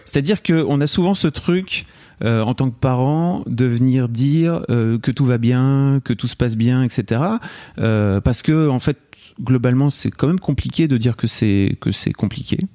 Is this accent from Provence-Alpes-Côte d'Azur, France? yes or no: no; Lille, Hauts-de-France, France; born or raised there